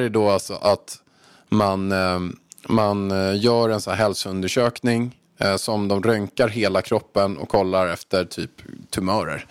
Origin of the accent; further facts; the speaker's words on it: Haninge, Stockholm County, Sweden; moved away as an adult; now in Marbella, Spain; jag kom från Haninge